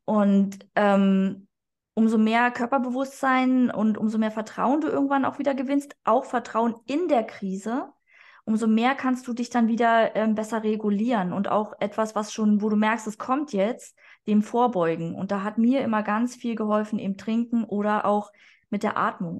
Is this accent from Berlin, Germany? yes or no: yes; Berlin, Germany; also born or lived in Hamburg; ich komme eigentlich aus Berlin